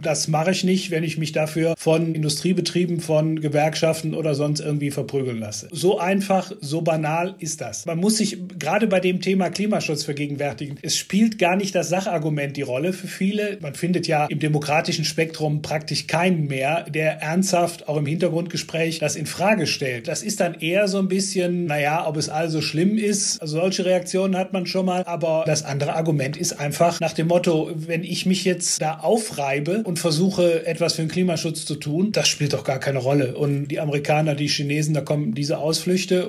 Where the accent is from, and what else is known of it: Heimbach, North Rhine-Westphalia, Germany; born or raised there